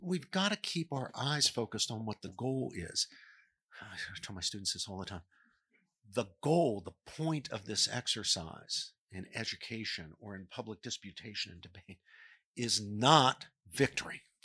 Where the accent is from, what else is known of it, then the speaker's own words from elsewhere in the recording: Morgantown, West Virginia, United States; moved away; working a pro-life table at West Virginia University, which was in the home, in, in my hometown.